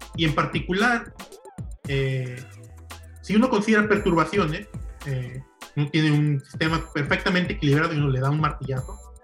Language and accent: Spanish; Ciudad Guzmán, Jalisco, Mexico; also born or lived in Colima / Stony Brook, New York; now in Davis, United States; yo soy nativo de Ciudad Guzmán, Jalisco